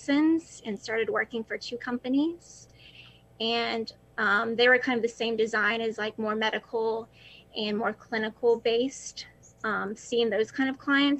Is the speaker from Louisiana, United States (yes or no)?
no; North Carolina, United States; I'm originally from North Carolina. I've grown up here my entire life